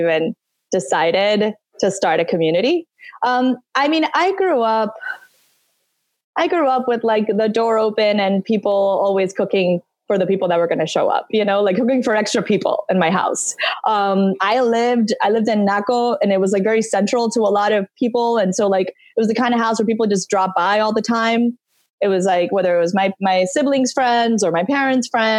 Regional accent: Santo Domingo, Dominican Republic; moved away as an adult; also born or lived in Northeast United States; now in Miami, United States; I grew up in Santo Domingo.

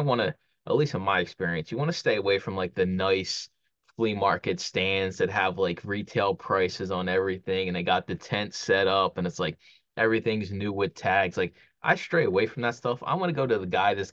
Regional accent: Philadelphia, Pennsylvania, United States; When I used to do flea markets growing up in Philly

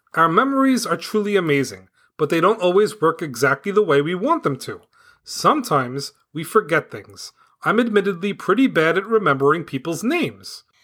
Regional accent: New York City, New York, United States; moved away as an adult; now in New Jersey, United States; I grew up in Staten Island, New York. I lived there until the year two thousand six. Since two thousand six, I've lived in New Jersey

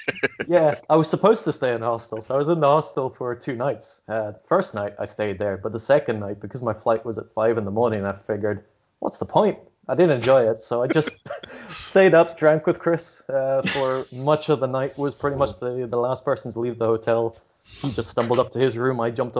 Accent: Scotland, United Kingdom; I don't even know where my accent comes from. Having grown up mostly in Scotland, I've never picked up any of that.

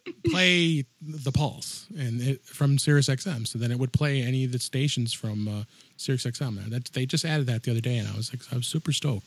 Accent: Chicago, Illinois, United States; here in my hometown, Chicago

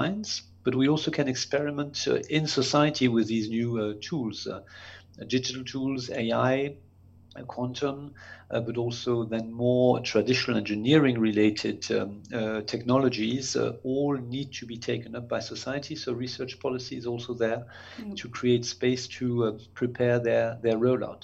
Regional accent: Strasbourg, Grand Est, France; I grew up in France, in Strasbourg.

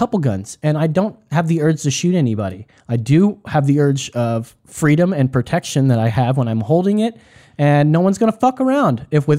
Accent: Texas, United States; You know, I'm a proud American, Texan American. That's right.

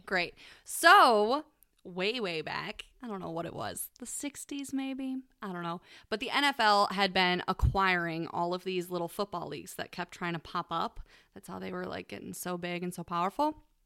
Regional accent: Ohio, United States; We're from Ohio

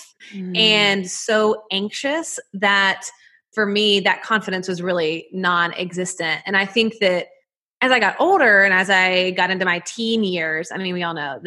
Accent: Nashville, Tennessee, United States; you can probably hear it in my accent, but I'm from Nashville, Tennessee

